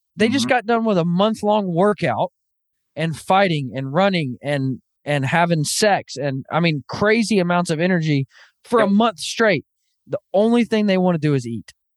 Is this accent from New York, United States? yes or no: no; Northwest Arkansas, United States; now in Kansas, United States; I actually grew up, born and raised in Northwest Arkansas